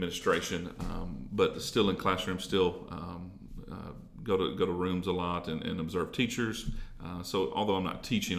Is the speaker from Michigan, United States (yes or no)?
no; Jackson, Tennessee, United States; also born or lived in Three Way, Tennessee / Dyersburg, Tennessee; I grew up in Jackson. Actually, I grew up in Three-Way, between Three-Way and Medina.